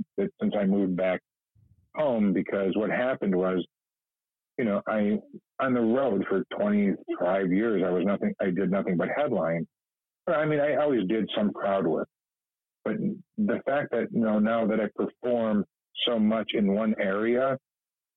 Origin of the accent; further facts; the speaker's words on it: East Chicago, Indiana, United States; moved away as an adult; also born or lived in Los Angeles; I'm a kid from East Chicago. I grew up, you know, my dad was a cop